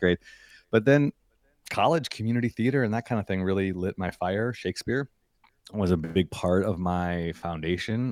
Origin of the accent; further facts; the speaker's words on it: Chicago, Illinois, United States; also born or lived in Evanston, Illinois; now in Redwood City, United States; my hometown of Chicago